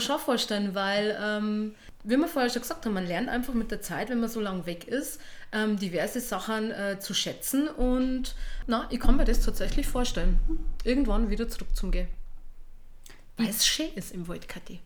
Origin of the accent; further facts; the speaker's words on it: Bavarian Forest, Lower Bavaria, Germany; accent: Bavarian dialect; ich kann meinen Dialekt leider nicht verstecken. Ich komm aus Niederbayern. Aus dem bayerischen Wald.